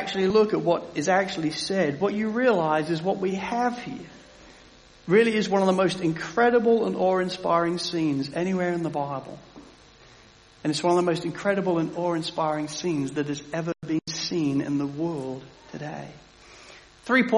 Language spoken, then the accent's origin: English; England, United Kingdom; as an Englishman